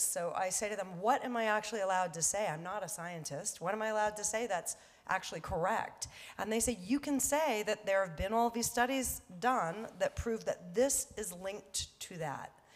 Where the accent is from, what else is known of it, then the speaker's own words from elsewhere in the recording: Los Angeles, California, United States; I was born here in Hollywood and used to take the bus uh, down Wilshire to go to the beach